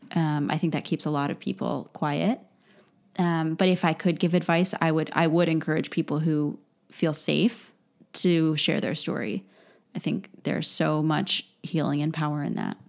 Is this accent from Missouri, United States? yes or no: no; Lancaster, Pennsylvania, United States; moved away; living in Lancaster